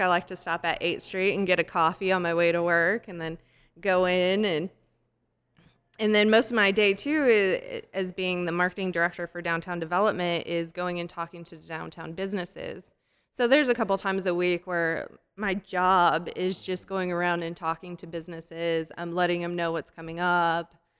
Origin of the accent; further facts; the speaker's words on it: Colorado, United States; also born or lived in Texas; now in Wichita Falls, United States; I'm from Colorado, came to Texas, and when we lived in Colorado